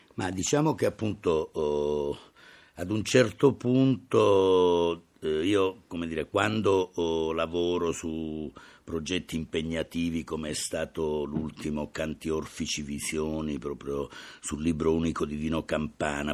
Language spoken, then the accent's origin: Italian; Calabria, Italy; sono nato in Calabria